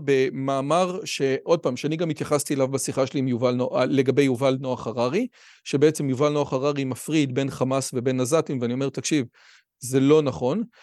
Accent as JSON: {"language": "Hebrew", "country": "Israel", "said": "אני באמת מנסה כישראלי"}